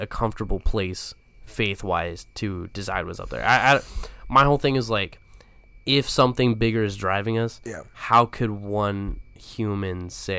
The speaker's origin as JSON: {"language": "English", "region": "the South", "country": "United States", "tie": "born or raised there", "said": "Because growing up in the South in the church, yeah."}